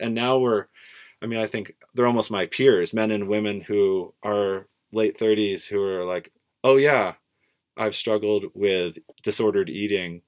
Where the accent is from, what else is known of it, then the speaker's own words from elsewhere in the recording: Portland, Oregon, United States; growing up in Portland, Oregon